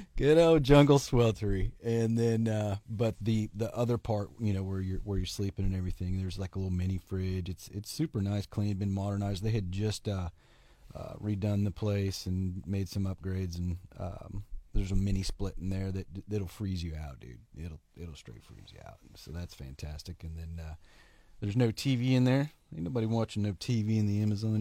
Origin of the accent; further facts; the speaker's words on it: Oklahoma, United States; I'm from Oklahoma